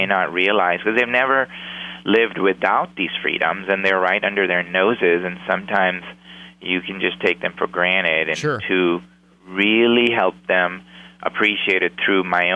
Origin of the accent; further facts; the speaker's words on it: Pakistan; moved away as an adult; now in United States; I came from Pakistan at the age of 19, went to go to college